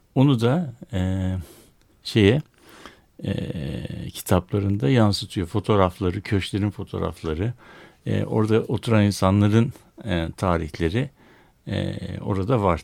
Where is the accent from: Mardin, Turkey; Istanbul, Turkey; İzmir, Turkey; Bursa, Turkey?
Istanbul, Turkey; born or raised there